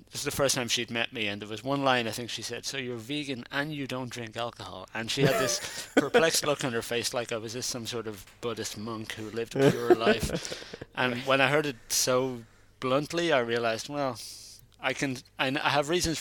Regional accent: Ireland; now in Netherlands; growing up in Ireland is a kind of an unhealthy relationship with alcohol

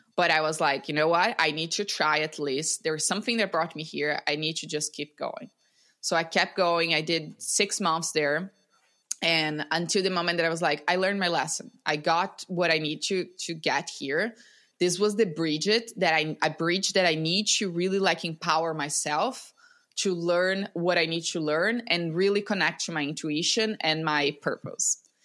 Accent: Brazil; I'm from Brazil, born and raised in Brazil

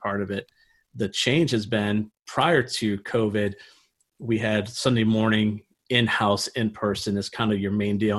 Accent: Niagara Falls, New York, United States; moved away as an adult; also born or lived in Pennsylvania / Ohio; I'm actually from Niagara Falls, New York

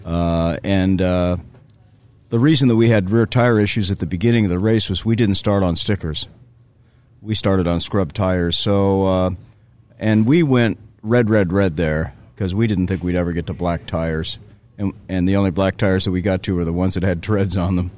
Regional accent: Southern California, United States; I grew up in Southern California

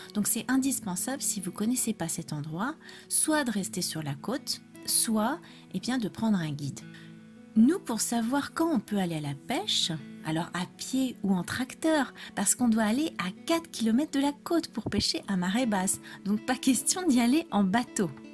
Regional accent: France; je suis française

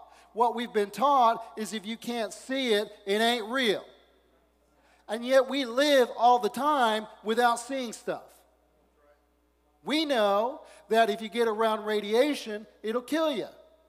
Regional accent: the South, United States; born there; I was born in the South, and so I got to say, how you doing?

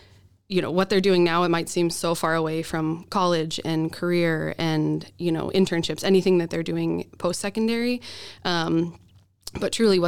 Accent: Boise, Idaho, United States; moved away as an adult; also born or lived in Oregon; now in Minnesota, United States; I'm from Boise.

